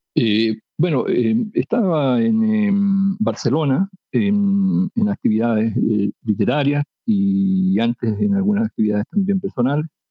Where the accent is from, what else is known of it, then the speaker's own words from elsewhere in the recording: near Temuco, Lake Colico, Araucanía, Chile; Yo vivo en, la comunidad en que nací y crecí como, como mis cuatro hermanos